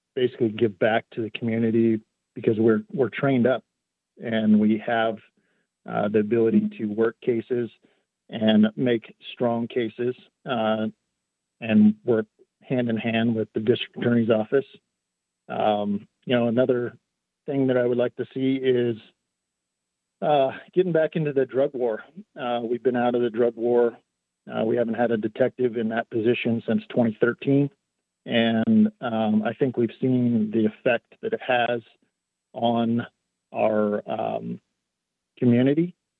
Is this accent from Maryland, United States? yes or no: no; Culver, Oregon, United States; I grew up here in Jefferson County. Um, I went to school in Culver. Uh, I've been here my entire life.